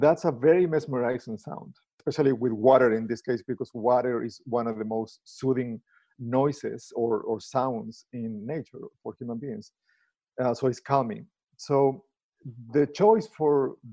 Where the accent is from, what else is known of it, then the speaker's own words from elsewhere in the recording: Chile; moved away as an adult; also born or lived in Argentina; now in United States; I'm originally from Chile.